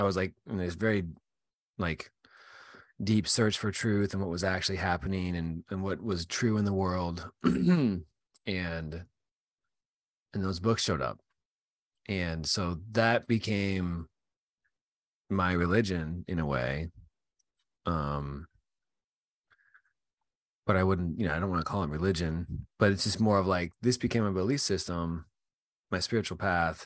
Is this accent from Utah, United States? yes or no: yes; Utah, United States; now in Virginia, United States; I grew up in Utah and I live in Virginia now, but I grew up in Utah